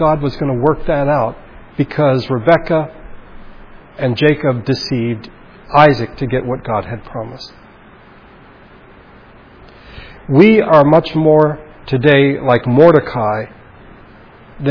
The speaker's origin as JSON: {"language": "English", "town": "Baguio", "region": "Cordillera Administrative Region", "country": "Philippines", "tie": "born or raised there", "moved": "yes", "said": "my hometown, of Baguio"}